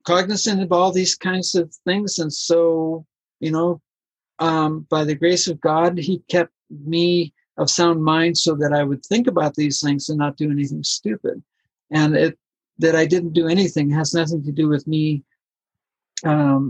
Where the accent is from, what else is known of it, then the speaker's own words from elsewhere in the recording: Colombia; I'm from Colombia